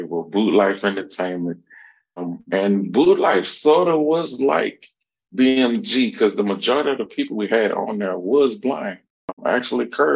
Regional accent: Louisiana, United States; also born or lived in New Orleans, Louisiana; I'm originally from Louisiana, born in New Orleans. I basically stayed all over, was raised out in Garraville, Louisiana

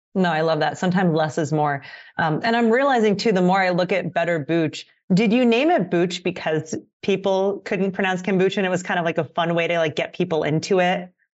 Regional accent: Pennsylvania, United States; moved away as an adult; now in California, United States; I'm from the East Coast originally

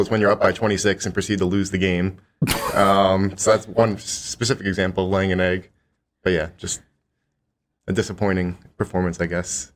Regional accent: Philadelphia, Pennsylvania, United States; I'm from the Philadelphia area

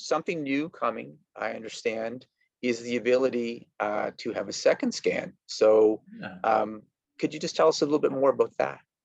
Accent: Canada; I am from Canada

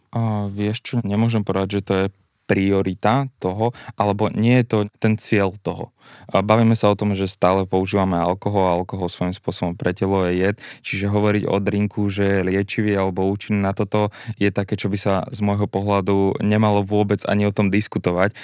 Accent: Bytča, Žilina Region, Slovakia; moved away as an adult; now in Bratislava, Slovakia; pochádzam z Byča, ja som študoval na gymnáziu

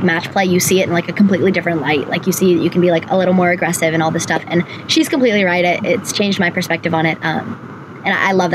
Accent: North Carolina, United States; in my home state

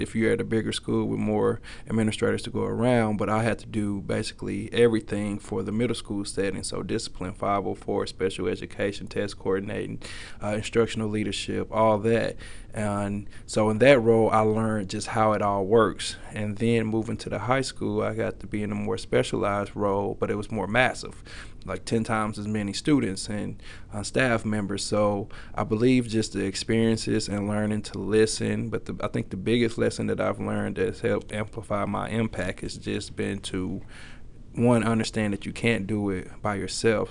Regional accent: Little Rock, Arkansas, United States; now in Fayetteville, United States; growing up in Little Rock, Arkansas, school I graduated from

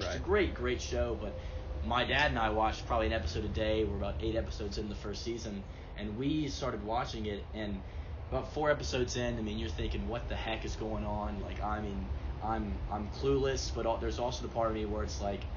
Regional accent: the South, United States; being a Southerner

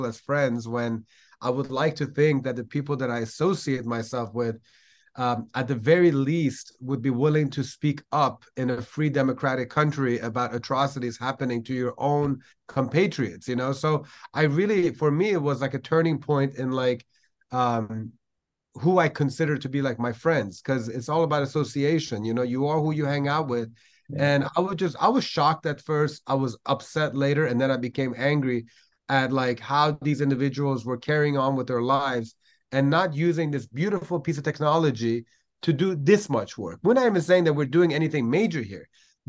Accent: Iran; I just felt like the one common denominator between millions of Iranians like me were the fact that we're English speaking

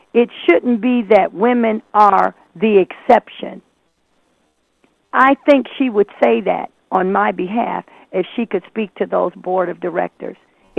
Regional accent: Brooklyn, New York, United States; I'm originally from Brooklyn, New York. And this is how we do it.

